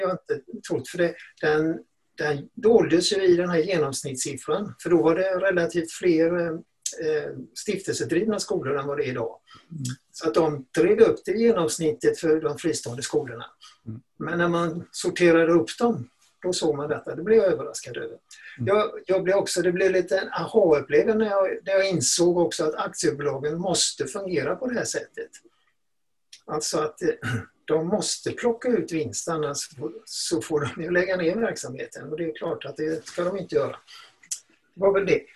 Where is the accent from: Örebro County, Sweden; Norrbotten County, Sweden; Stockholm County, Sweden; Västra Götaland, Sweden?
Västra Götaland, Sweden; Gothenburg; när jag växte upp i Göteborg